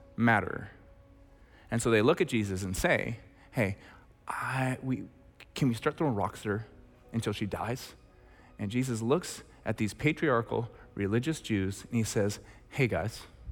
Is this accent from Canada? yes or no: yes; Red Deer, Alberta, Canada; I'm from Red Deer